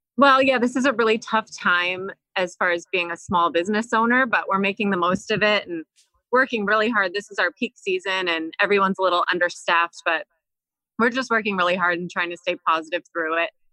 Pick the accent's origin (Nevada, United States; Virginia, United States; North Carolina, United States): Virginia, United States; Northern; moved away as an adult; now in Maine, United States; I grew up in Northern Virginia